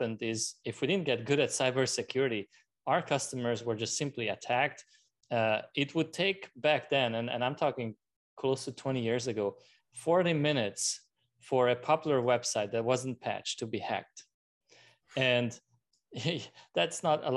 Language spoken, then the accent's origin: English; Hungary; also born or lived in France; now in United States; I was born in Hungary, and at the time it was still communism